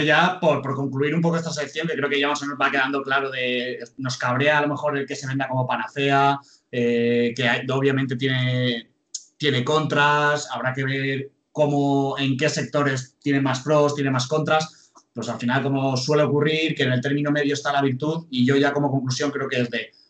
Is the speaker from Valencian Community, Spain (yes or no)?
yes; Alicante, Valencian Community, Spain; moved away; Yo, por ejemplo, soy de Alicante, a lo mejor he tenido que pasar una temporada en Alicante